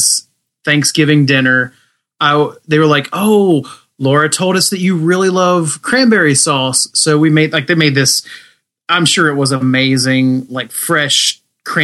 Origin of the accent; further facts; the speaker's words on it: United States; I'm American.